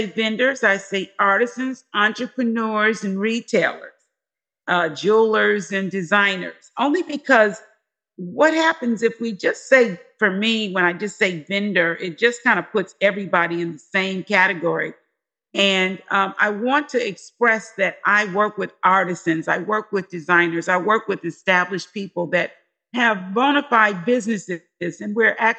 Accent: Detroit, Michigan, United States; now in Washington, United States; I'm from Detroit

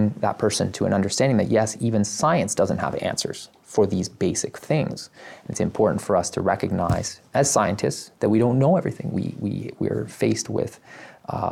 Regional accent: Canada; I was born in Canada. So I grew up here

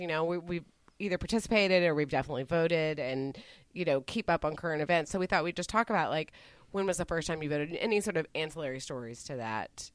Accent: Dallas, Texas, United States; where I grew up in Dallas, very heavily uh, Republican

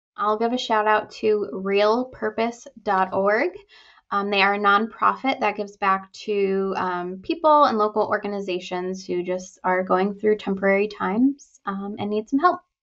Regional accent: Broughty Ferry, Scotland, United Kingdom; I grew up in Broughty Ferry. We had a lifeboat station

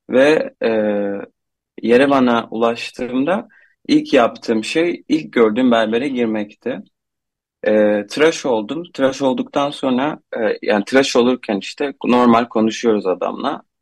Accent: Antakya, Hatay, Turkey; bana nereli ol, olduğumu sordu. Ben de Antakya dedim.

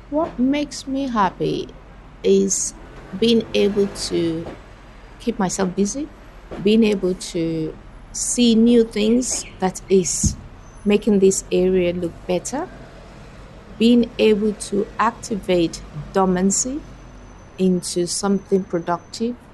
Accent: Nigeria; first language Fuga; English is a second language; now in Edmonton, Canada; My maternal language is a language called Fuga. I'm originally from Nigeria, and my daughter has mixed heritage.

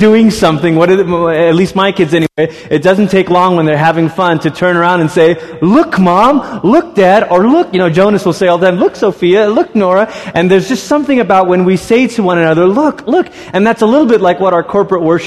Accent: Malaysia; moved away; I grew up in Malaysia

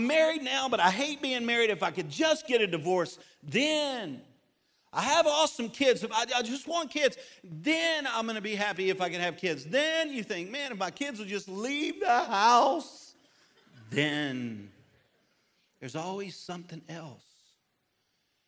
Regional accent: Baton Rouge, Louisiana, United States; moved away; Baton Rouge, which is where I'm from

